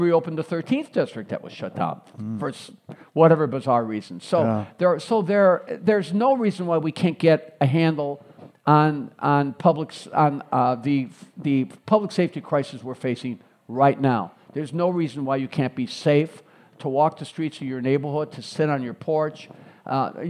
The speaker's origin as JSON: {"language": "English", "town": "Chicago", "region": "Illinois", "country": "United States", "tie": "born or raised there", "also_born_or_lived": "Springfield", "said": "I grew up in Roseland. So I was born and raised in Roseland, the grandson of Greek-American immigrants"}